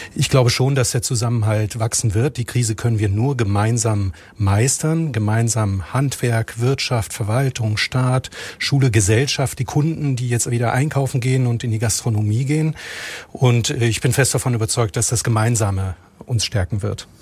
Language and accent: German; Rhineland, Germany; Zugleich bin ich aber auch gebürtiger Rheinländer